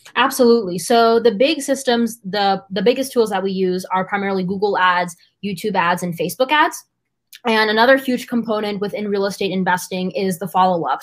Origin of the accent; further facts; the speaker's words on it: United States; I was born and raised in the United States, but my family is from India